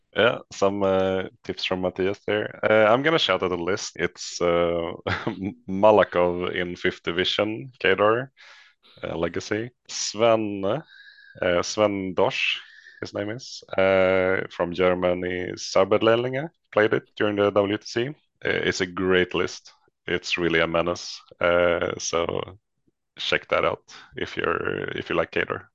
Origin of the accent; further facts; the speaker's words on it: Västerås, Västmanland, Sweden; originally from Västerås in the middle of Sweden